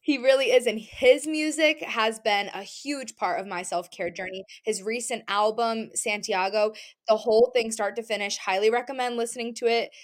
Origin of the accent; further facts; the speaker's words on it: New England, United States; growing up in New England, growing up in a beach area